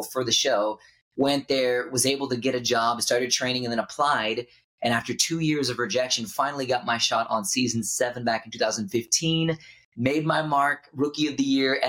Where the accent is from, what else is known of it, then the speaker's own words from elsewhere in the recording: Houston, Texas, United States; I grew up in Houston, Texas